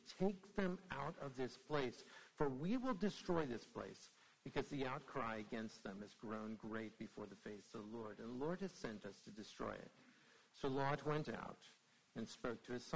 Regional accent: Indiana, United States; now in Brookneal, United States; I'm actually from Indiana

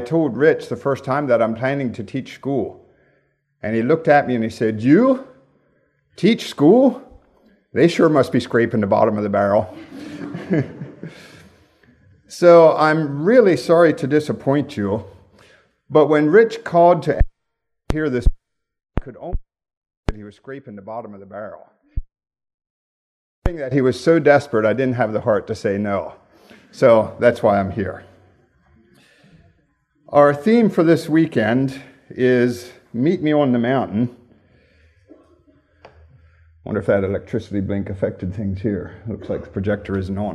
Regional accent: Gettysburg, Pennsylvania, United States; also born or lived in Romania; now in Lancaster County, United States; Grew up in Gettysburg area of Pennsylvania

